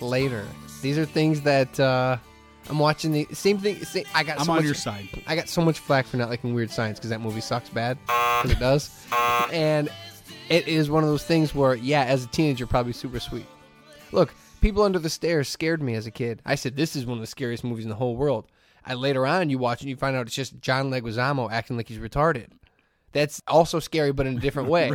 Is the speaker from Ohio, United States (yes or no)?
no; Hammond, Indiana, United States; I'm from Hammond